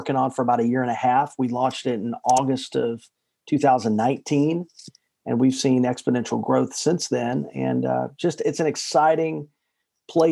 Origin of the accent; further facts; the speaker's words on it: Chattanooga, Tennessee, United States; moved away as an adult; also born or lived in Nashville, Tennessee; I grew up in Chattanooga, Tennessee, which is just a kind of in the middle of the South.